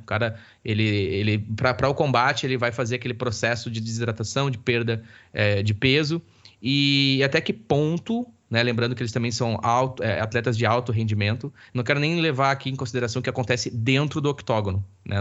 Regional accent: Campo Bom, Rio Grande do Sul, Brazil; accent: gaúcho; moved away; also born or lived in Dublin; eu sou do Vale dos Sinos, um salve aí, pessoal, sou campo bonense

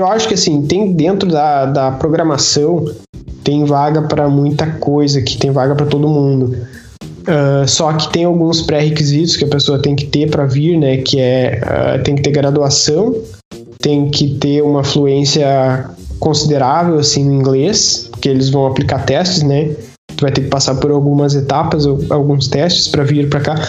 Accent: Brazil; moved away as an adult; now in Portugal; nós que somos brasileiros

